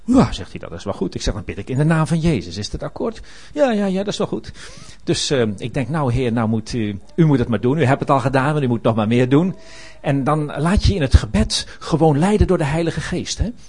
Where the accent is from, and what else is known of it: Netherlands